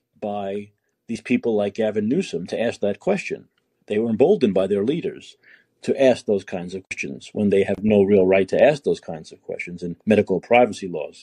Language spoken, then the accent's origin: English; New York, United States; now in San Francisco, United States; Well, I'm from New York originally, but I live in San Francisco now.